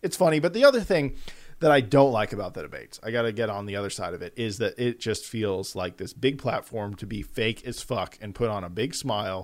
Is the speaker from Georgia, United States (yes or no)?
yes; Atlanta, Georgia, United States; we're from Atlanta